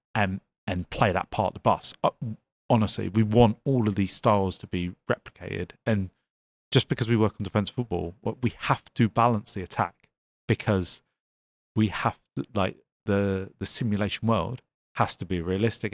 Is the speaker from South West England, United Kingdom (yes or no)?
yes; Devon, South West England, United Kingdom; moved away; I come from Devon originally